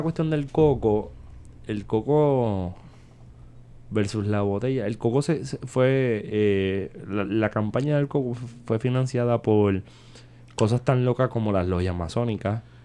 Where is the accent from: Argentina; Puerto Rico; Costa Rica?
Puerto Rico; en Puerto Rico se consume mucho alcohol